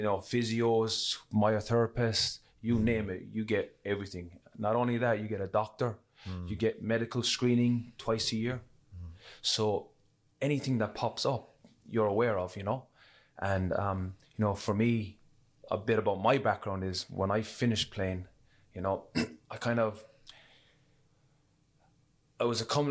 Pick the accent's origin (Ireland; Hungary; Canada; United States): Ireland; Cork, Munster; growing up in Cork